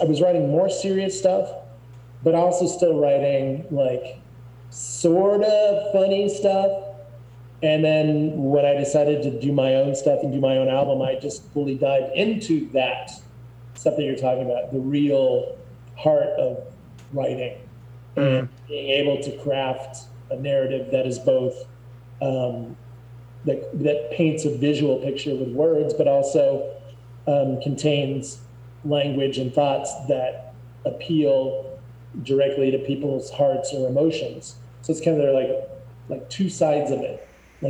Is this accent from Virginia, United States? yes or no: no; Albuquerque, New Mexico, United States; also born or lived in Santa Fe; I was from Santa Fe. That's the capital of New Mexico and the highest state capital in the United States. But then I moved down to Albuquerque when I was 2.5 or so.